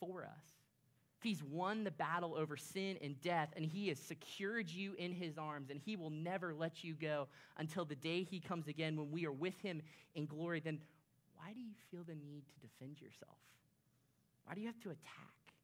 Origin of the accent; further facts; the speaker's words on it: Orlando, Florida, United States; I grew up in Orlando, Florida